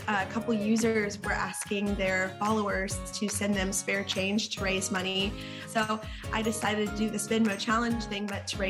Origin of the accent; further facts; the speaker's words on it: Nashville, Tennessee, United States; I'm also known as the … on TikTok, and I'm from Nashville, Tennessee.